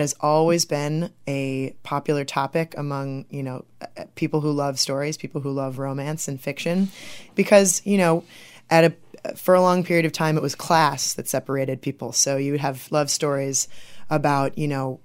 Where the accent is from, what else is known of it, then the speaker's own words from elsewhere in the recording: Bridgman, Michigan, United States; also born or lived in St. Joseph, Michigan / Maryland / Chicago, Illinois; I'm originally from Bridgman, Michigan